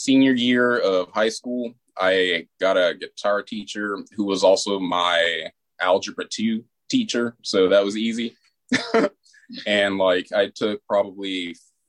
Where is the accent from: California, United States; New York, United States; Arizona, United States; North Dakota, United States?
Arizona, United States; Sierra Vista; moved away as an adult; also born or lived in Tucson, Arizona; now in Seattle, United States; I'm originally from Arizona